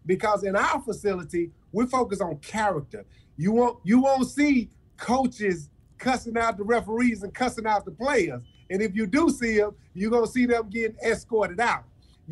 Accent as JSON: {"language": "English", "town": "Memphis", "region": "Tennessee", "country": "United States", "tie": "born or raised there", "said": "I grew up in South Memphis in the Bell's Apartments"}